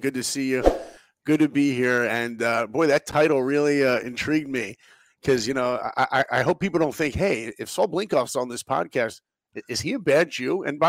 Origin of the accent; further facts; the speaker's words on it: New York, United States; moved away; So I grew up in New York